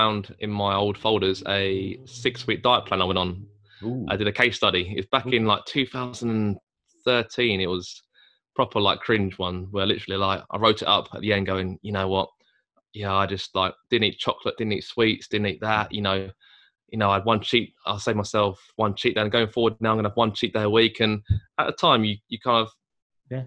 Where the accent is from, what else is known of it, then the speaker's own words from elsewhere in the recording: Chatham, South East England, United Kingdom; we're two guys from Chatham